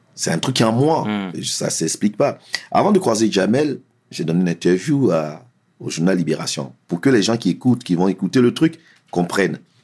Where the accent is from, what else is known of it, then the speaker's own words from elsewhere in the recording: Essonne, Île-de-France, France; also born or lived in Abidjan, Côte d'Ivoire; j'ai grandi dans l'Essonne, 91, le collège et tout ça